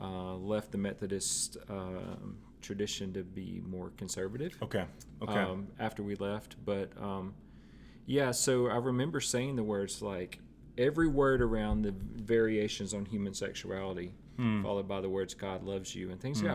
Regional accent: Tupelo, Mississippi, United States; now in Nashville, United States; No, Tupelo.

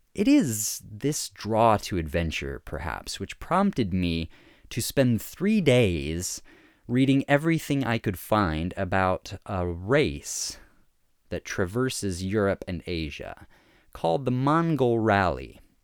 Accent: Fairbanks, Alaska, United States; I grew up in Fairbanks, Alaska

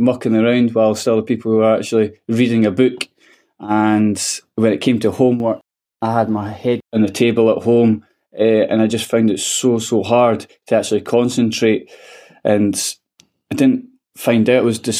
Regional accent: Edinburgh, Scotland, United Kingdom; it's a disadvantaged area of Edinburgh called Pilton, and amazing people there. I got brought with lifelong friends and things, but I found it really, really tough. You had to grow up quite fast

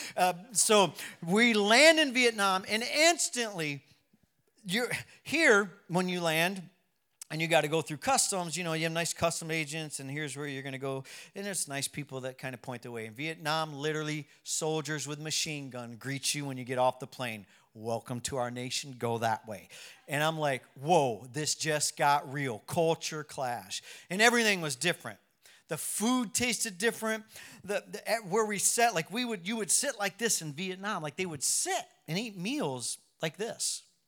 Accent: United States; I'm American

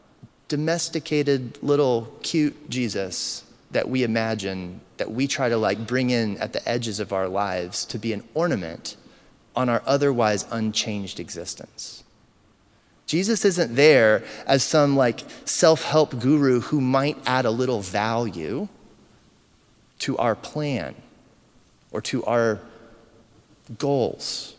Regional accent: United States; We are American to the core.

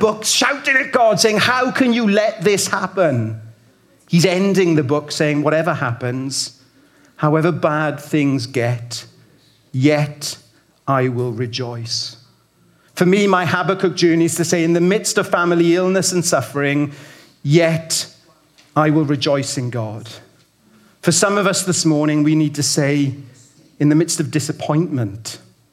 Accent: Welsh Valleys, Wales, United Kingdom; now in Birmingham, United Kingdom; I grew up in the Welsh Valleys

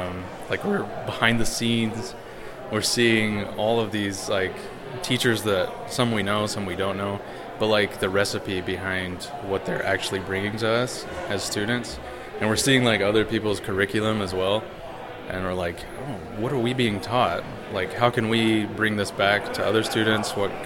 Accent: South Carolina, United States; moved away as an adult; now in Utah, United States; from South Carolina originally, at the University of Utah, a senior.

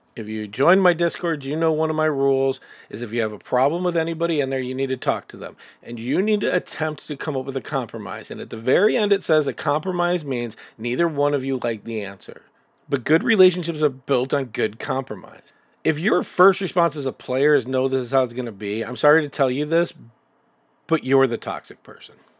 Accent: Chicago, Illinois, United States; I'm from Chicago, and I can tell you right now that the group of friends that I have there are dynamically different

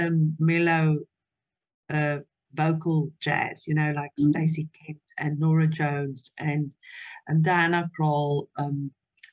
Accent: Potchefstroom, North West, South Africa; first language Afrikaans; English is a second language; I was raised in Potchefstroom, that is a very conservative community

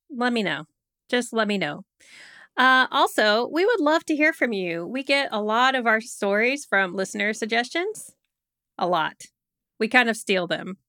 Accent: United States; being an American

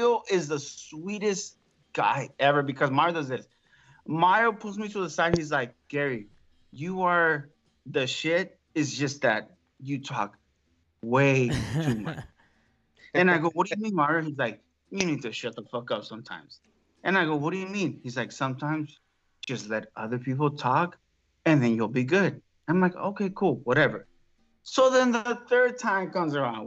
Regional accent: Mexico City, Mexico; moved away; I'm from Mexico City. When you're from Mexico City, you talk a lot

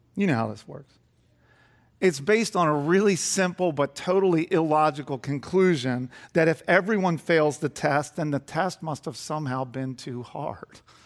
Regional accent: Garnet Valley, Pennsylvania, United States; I grew up in Garnet Valley before it was all built up.

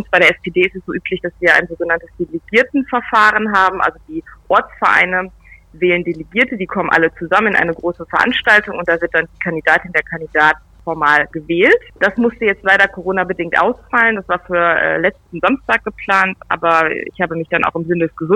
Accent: Nienburg, Lower Saxony, Germany; Und ich habe mich dann natürlich bei mir in meiner Heimat umgehört und gefragt bei den Städten natürlich

